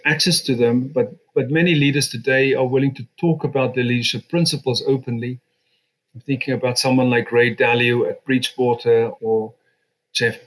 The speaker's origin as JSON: {"language": "English", "country": "South Africa", "tie": "born or raised there", "moved": "as an adult", "lives_now": "United Kingdom", "said": "I had the good fortune of being born in South Africa and Africa, and then came to Britain in my 20s and have been a British citizen since."}